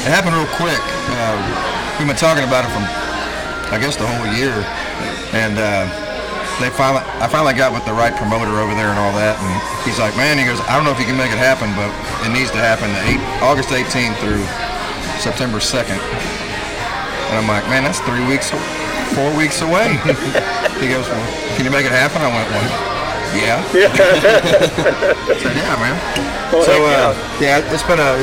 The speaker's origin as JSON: {"language": "English", "town": "Galveston", "region": "Texas", "country": "United States", "tie": "born or raised there", "also_born_or_lived": "Houston, Texas / Conroe, Texas", "moved": "as an adult", "said": "I actually grew up in Galveston."}